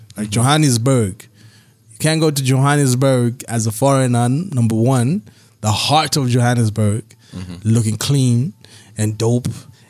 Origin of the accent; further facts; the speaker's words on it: Belgium; It's like, nigga, I'm from Belgium, I speak French.